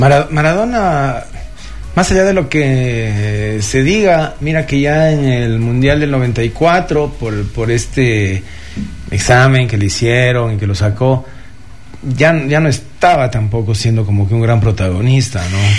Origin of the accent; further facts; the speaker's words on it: Ecuador; como ecuatorianos